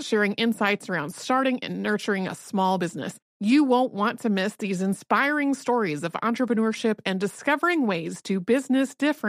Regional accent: North Carolina, United States; I grew up in North Carolina, where the Andy Griffith Show is on TV at all times.

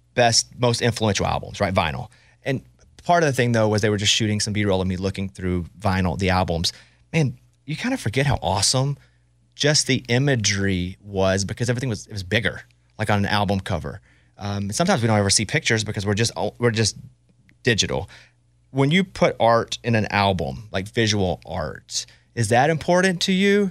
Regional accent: Arkansas, United States; I grew up in Arkansas

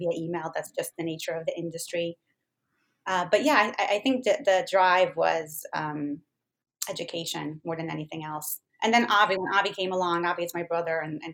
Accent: Israel; now in United States; I'm Israeli

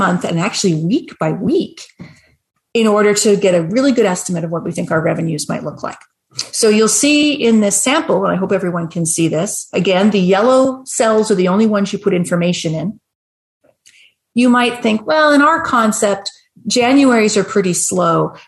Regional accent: Canada; I'm Canadian

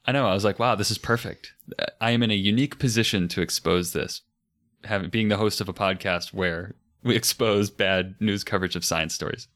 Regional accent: United States; being American

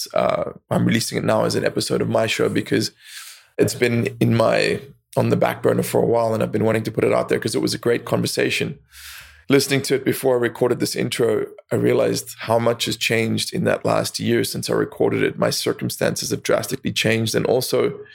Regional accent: South Africa; I grew up in South Africa

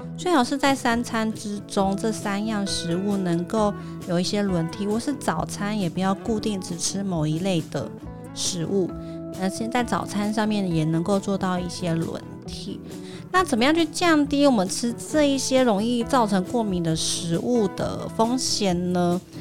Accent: Taiwan; 尤其是我们台湾人普遍习惯外食嘛

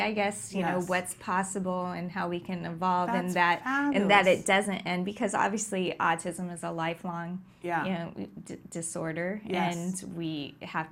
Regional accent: Anaheim, California, United States; I was born in Anaheim

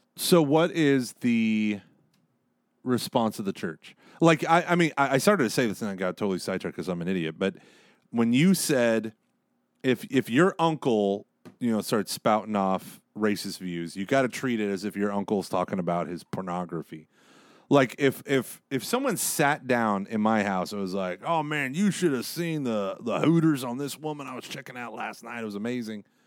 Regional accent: Tulsa, Oklahoma, United States; I was raised in Oklahoma

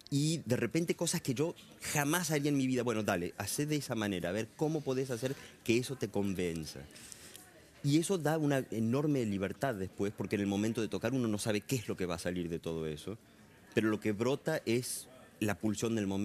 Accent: Argentina; also born or lived in Caracas, Venezuela / Europe; pero no por eso me siento menos argentino. También lo que viví en Venezuela fueron mis primeros seis años, o sea que tengo recuerdos muy fuertes de, Caracas.

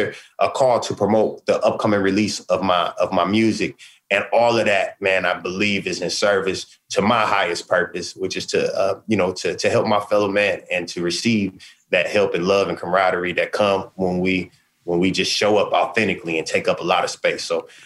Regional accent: Sacramento, California, United States; I'm going home to my hometown of Sacramento to do the release concert.

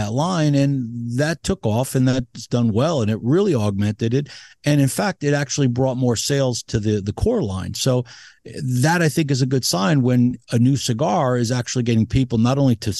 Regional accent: United States; As an American

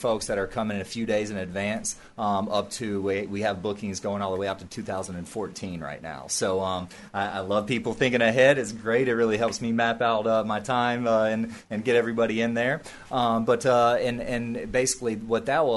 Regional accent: Nashville, Tennessee, United States; moved away; I'm from Nashville, Tennessee

